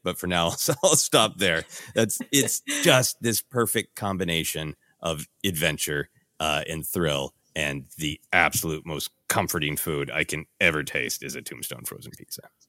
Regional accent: Midwest, United States; accent: Midwestern; my loud Midwestern accent.

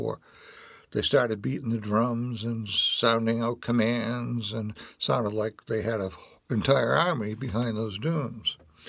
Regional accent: Weymouth, Massachusetts, United States; also born or lived in Hanover, Massachusetts; I was born in Weymouth, Massachusetts.

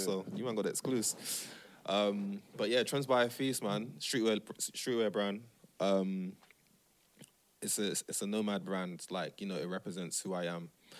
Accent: Nigeria; also born or lived in Amsterdam; now in London, United Kingdom; Amsterdam plays into that. Living in London plays into that. You know, being a Muslim plays into that. Being Nigerian plays into that.

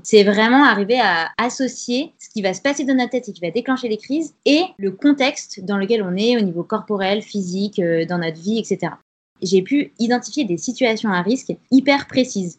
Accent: Grenoble, Auvergne-Rhône-Alpes, France; J'ai 29 ans, je viens de Grenoble

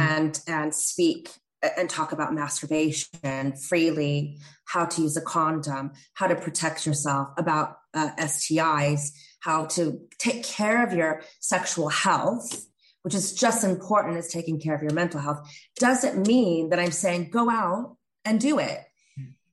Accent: Northern California, United States; now in England; I grew up in Northern California. I didn't grow up in, in England

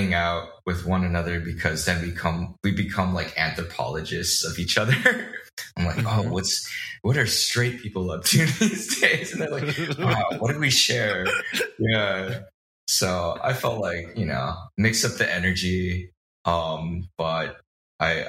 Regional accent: Bay Area, East Bay, California, United States; I grew up in the Bay Area and the Deep East Bay

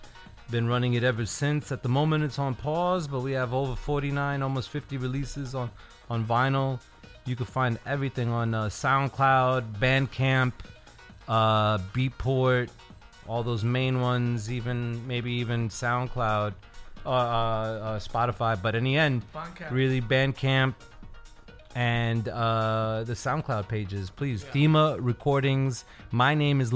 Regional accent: New York City, New York, United States; born and raised in New York City

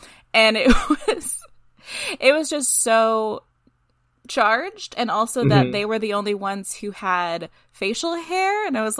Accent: United States; as an American

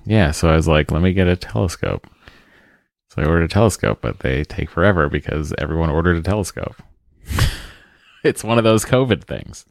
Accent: Lowell, Massachusetts, United States; also born or lived in East Cambridge, Massachusetts (family); we moved to Lowell

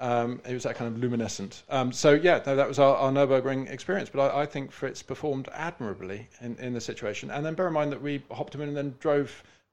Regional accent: United Kingdom; we're British.

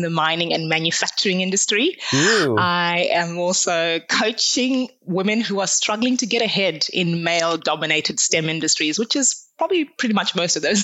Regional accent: Zimbabwe; I grew up in Zimbabwe, so essentially at the south of Africa

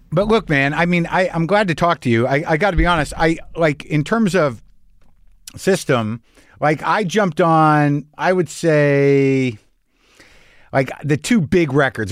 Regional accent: United States; as an American, uh, an entitled American

